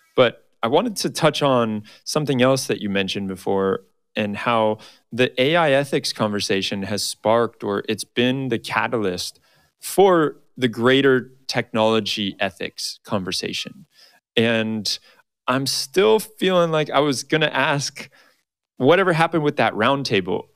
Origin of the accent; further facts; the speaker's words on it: Arizona, United States; Arizona, my home state